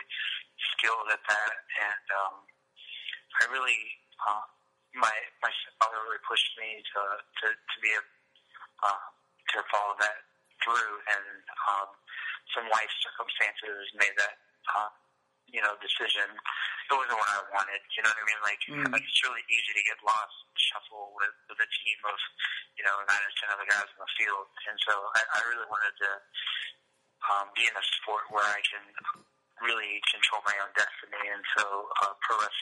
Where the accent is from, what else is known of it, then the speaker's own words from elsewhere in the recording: Marietta, Georgia, United States; I was from Marietta, Georgia